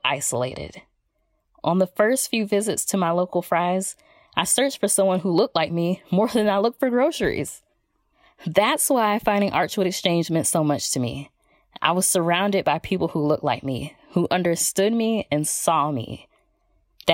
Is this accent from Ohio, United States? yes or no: no; Atlanta, Georgia, United States; moved away as an adult; now in Phoenix, United States; I was born and raised in Atlanta, Georgia